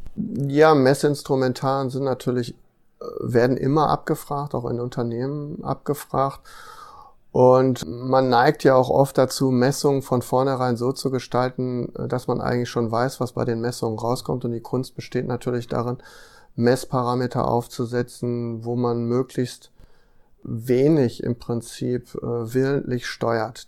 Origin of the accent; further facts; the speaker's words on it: Ruhr area, North Rhine-Westphalia, Germany; ich komme zum Beispiel aus einem, aus einem Ruhrgebiet